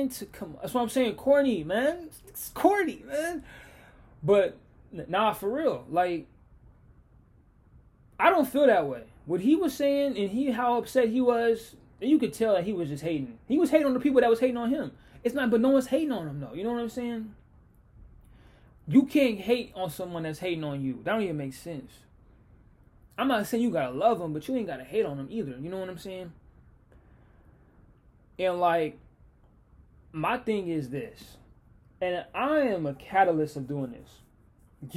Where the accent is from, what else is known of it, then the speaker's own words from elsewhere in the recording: Seattle, Washington, United States; this is my hometown. This is me. I'm Seattle